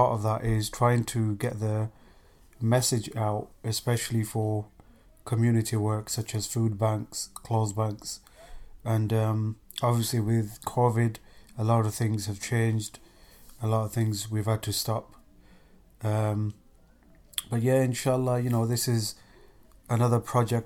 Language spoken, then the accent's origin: English; England, United Kingdom; moved away as an adult; now in Ohio, United States; I'm born and bred in England. I've been there for 38 years of my life